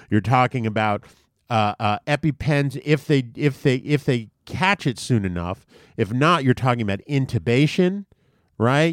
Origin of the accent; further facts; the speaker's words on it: U.S. Virgin Islands; when I grew up in Saint Thomas